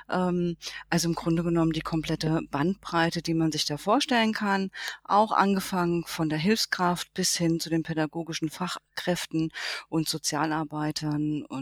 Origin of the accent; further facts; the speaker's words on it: Hesse, Germany; weil ich wollte wieder zurück in meine Heimat. Ich komme nämlich ursprünglich hier aus dem Rhein-Main-Gebiet